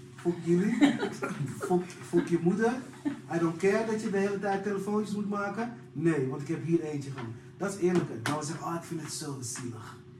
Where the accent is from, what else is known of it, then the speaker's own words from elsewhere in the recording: Amsterdam, North Holland, Netherlands; ik kom uit Amsterdam